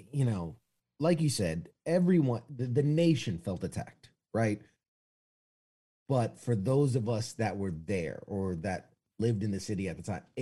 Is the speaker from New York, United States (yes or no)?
yes; New York City, New York, United States; Uh, I was born and raised in New York City, uh, Manhattan. I, have I've lost a bit of the accent, you know, unless I say coffee and water.